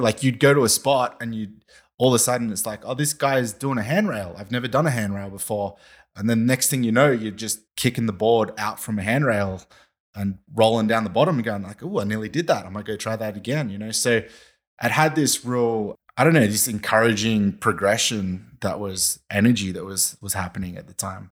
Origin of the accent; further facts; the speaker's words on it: Valentine, New South Wales, Australia; I'm from Valentine